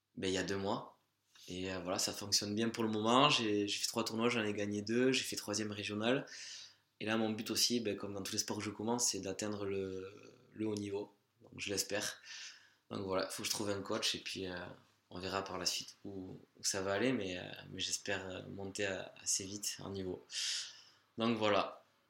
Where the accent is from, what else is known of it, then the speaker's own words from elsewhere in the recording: Larceveau, Nouvelle-Aquitaine, France; je suis originaire de Larcevaux, un petit village au cœur du Pays Basque, à côté de Saint-Jean-Pied-de-Port